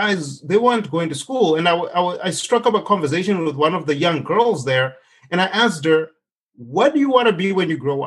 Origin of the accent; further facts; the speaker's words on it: Zimbabwe; moved away as an adult; now in United States; I grew up in Zimbabwe